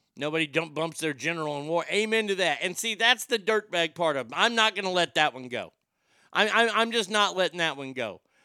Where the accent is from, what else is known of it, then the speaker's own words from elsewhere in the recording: Texas, United States; I grew up here in Texas